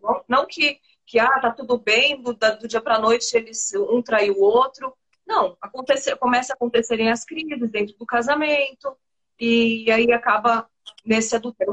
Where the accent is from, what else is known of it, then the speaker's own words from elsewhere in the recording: São Paulo, Brazil; moved away as an adult; now in Recife, Brazil; Eu sou paulista, mas hoje eu moro em Recife. Tem um ano e oito meses que eu moro em Recife. Mas eu, eu nasci, cresci, vivi até agora em São Paulo